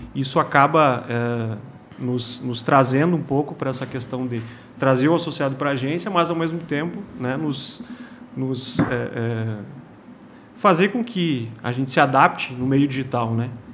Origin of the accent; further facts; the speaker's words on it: Rio Grande do Sul, Brazil; moved away as an adult; now in Juiz de Fora, Brazil; Sou gaúcho, né? mas já fazem aí mais de dois anos que estou em solo mineiro